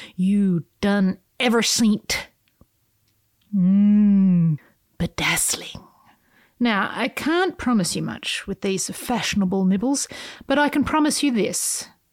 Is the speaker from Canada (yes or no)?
no; Australia; I, as an Australian